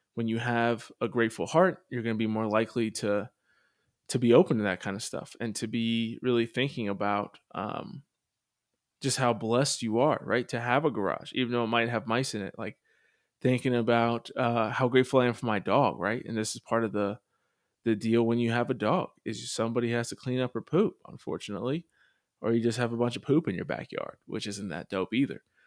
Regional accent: Pennsylvania, United States; I grew up in Pennsylvania and going to Catholic schools

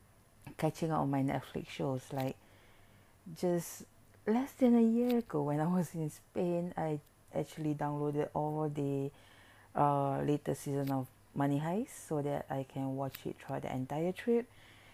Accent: Singapore; I'm from Singapore

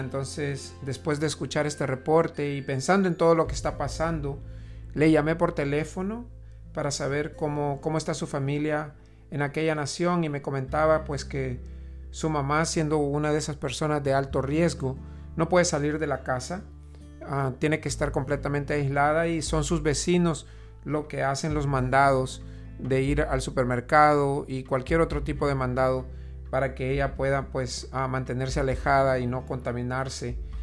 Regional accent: El Salvador; moved away; yo soy originario de El Salvador.

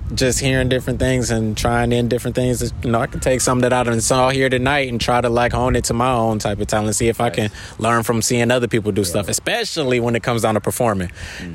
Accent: Detroit, Michigan, United States; now in Honolulu, United States; I'm from Detroit. So uh, back when I was in middle school, I actually used to live upstairs from a studio my um, uncle had owned

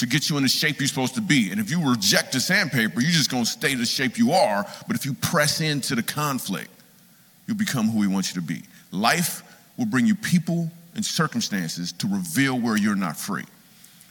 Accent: Michigan, United States; moved away as an adult; also born or lived in New York City; I moved to New York City. The reason I moved to New York City, because I grew up in Michigan

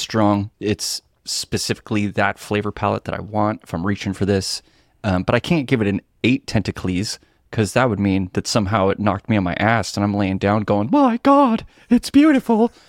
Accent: Seattle, Washington, United States; Pacific Northwest in Seattle

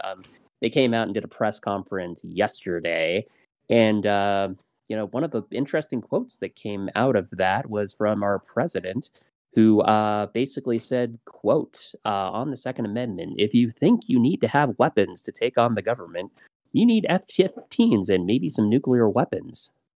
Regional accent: Portland, Oregon, United States; moved away; I'm originally from Portland

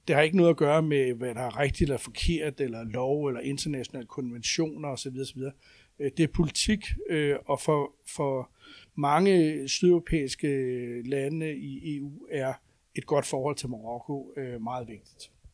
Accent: Denmark; som danskere

